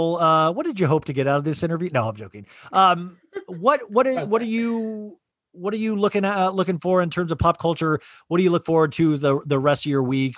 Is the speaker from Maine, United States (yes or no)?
no; Kansas, United States; moved away; I grew up in Kansas.